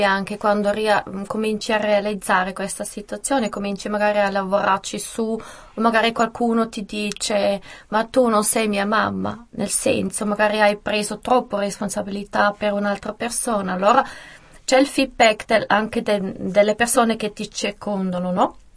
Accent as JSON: {"language": "Italian", "region": "St. Gallen", "country": "Switzerland", "tie": "born there", "said": "a San Gallo e sono la prima"}